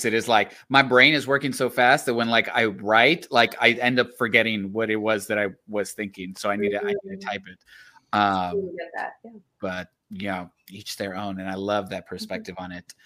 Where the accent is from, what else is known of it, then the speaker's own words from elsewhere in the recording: Laredo, Texas, United States; also born or lived in Austin; I grew up in Laredo, Texas